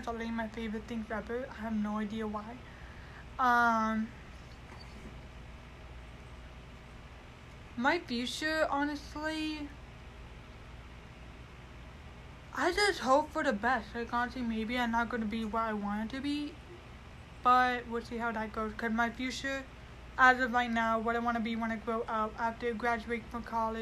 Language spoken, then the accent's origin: English; Mesa, Arizona, United States; also born or lived in Chandler, Arizona; I was born in Chandler, Arizona, raised in Mesa